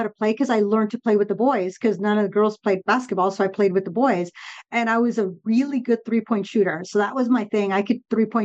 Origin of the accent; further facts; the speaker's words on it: Southern California, United States; first language Spanish; English is a second language; I grew up in Southern California, and Spanish was always the first language at home